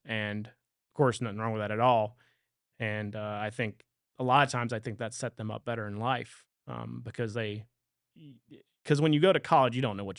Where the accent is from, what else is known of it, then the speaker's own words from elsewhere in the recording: Louisiana, United States; You know, I always talk about Louisiana in the way of I love to visit Louisiana, and I'm proud of where I come from.